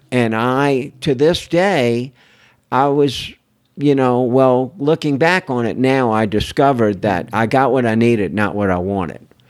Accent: New Orleans, Louisiana, United States; I'm from New Orleans, Louisiana. Everybody's creative

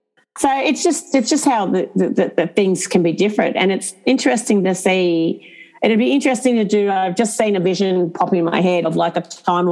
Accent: Sydney, New South Wales, Australia; I can sit there and say I've had extreme bias as well growing up in Sydney for 20 years myself in my 20s and I just got on and did life.

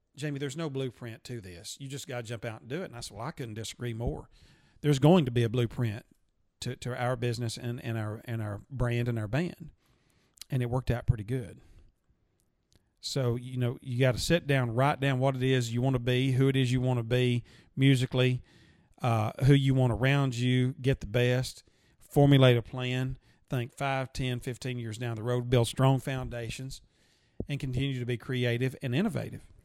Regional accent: Gainesboro, Tennessee, United States; I'm a I'm a guy from Gainesboro that grew up in a very modest um, home

